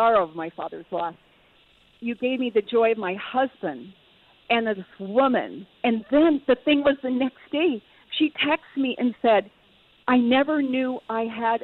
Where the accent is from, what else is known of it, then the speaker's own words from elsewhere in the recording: California, United States; now in Minneapolis, United States; I'm from California